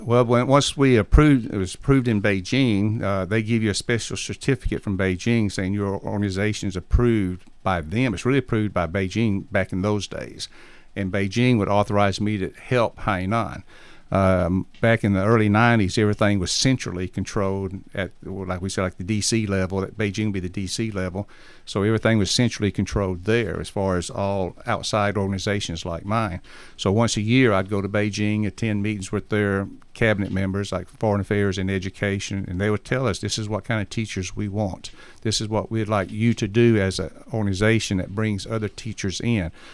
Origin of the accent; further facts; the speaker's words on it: Alabama, United States; I'm from Alabama